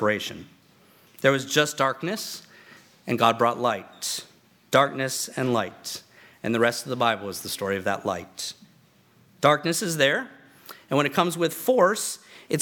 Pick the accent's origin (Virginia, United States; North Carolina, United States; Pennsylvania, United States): Virginia, United States; moved away; I grew up back on the East Coast, and in Virginia, we had the Blue Ridge Mountains